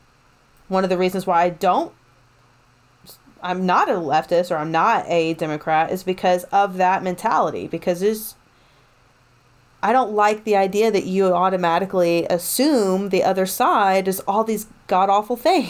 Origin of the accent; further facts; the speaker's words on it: East Tennessee, United States; I'm coming from a family that was mostly conservative, you know, growing up in East Tennessee.